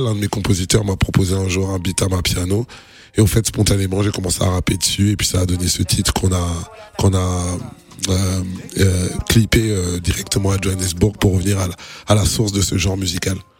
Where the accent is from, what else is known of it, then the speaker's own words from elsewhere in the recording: Kinshasa, DR Congo; also born or lived in France / Paris; now in Abidjan, Côte d'Ivoire; je suis congolais par mon père, sénégalais par ma mère. Donc j'ai grandi à Kinshasa, mais j'habite en France